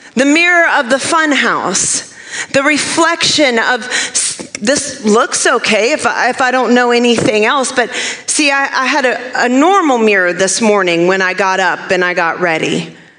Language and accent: English; Maine, United States; moved away; I grew up in Maine